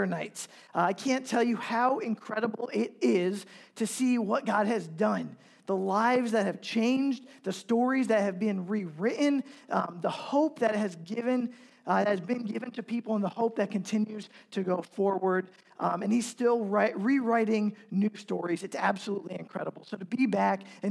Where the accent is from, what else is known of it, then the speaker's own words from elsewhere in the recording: Pennsylvania, United States; moved away as an adult; also born or lived in New York / Omaha / Council Bluffs; now in Kansas City, United States; I'm originally from Pennsylvania, not Ohio